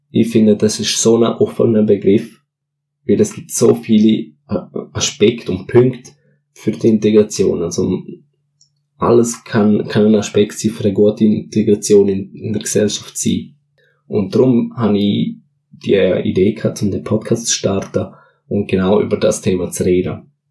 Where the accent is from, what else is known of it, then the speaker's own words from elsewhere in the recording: Switzerland; Also meine Eltern sind beide Portugiesen und wohnen hier in der Schweiz seit über 20 Jahren. Und ich bin dementsprechend auch da in der Schweiz schon geboren und aufgewachsen.